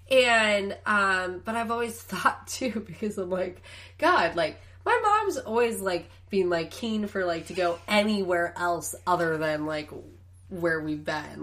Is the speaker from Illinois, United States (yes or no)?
yes; Chicago, Illinois, United States; born or raised there; now in Los Angeles, United States